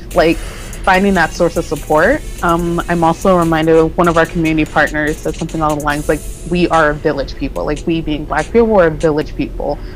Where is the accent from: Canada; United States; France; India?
United States; North Carolina; moved away; also born or lived in New York; where I grew up in North Carolina